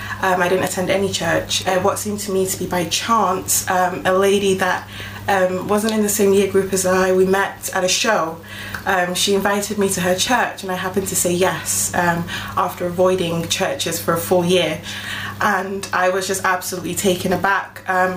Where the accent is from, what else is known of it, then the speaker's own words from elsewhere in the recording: Ghana; now in Wigan, United Kingdom; My family and I live in a town called Wigan in the northwest of England. We're originally from Ghana in West Africa. We moved to the UK in 2004.